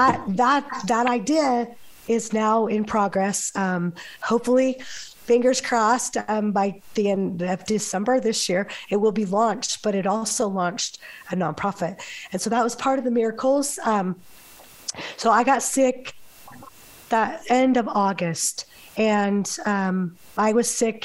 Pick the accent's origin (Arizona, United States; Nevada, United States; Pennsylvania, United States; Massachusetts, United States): Nevada, United States; Las Vegas; moved away; also born or lived in New Harmony, Utah; I'm from Las Vegas originally